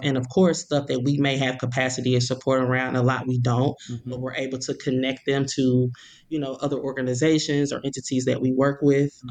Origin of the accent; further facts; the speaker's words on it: Ferguson, Missouri, United States; I'm from Ferguson. I grew up in Ferguson.